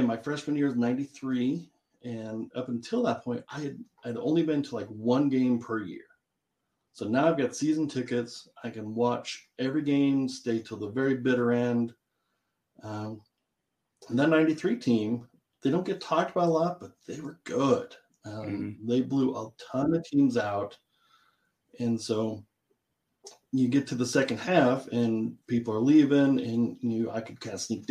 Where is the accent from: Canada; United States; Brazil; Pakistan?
United States; Gretna, Nebraska; born or raised there